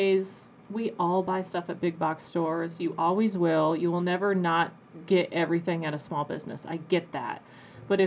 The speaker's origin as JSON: {"language": "English", "town": "Tama", "region": "Iowa", "country": "United States", "tie": "born or raised there", "moved": "as an adult", "lives_now": "Quad Cities, United States", "said": "I'm not from the Quad Cities. I'm from a town probably 2 hours west and kind of in between Cedar Rapids and Des Moines. And it's a small town, Tama, Toledo"}